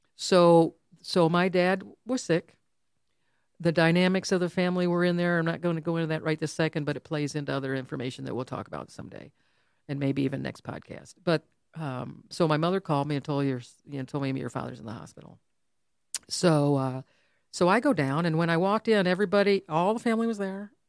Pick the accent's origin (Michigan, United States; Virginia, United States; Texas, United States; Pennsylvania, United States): Michigan, United States; Farmington Hills; that we grew up in the same town.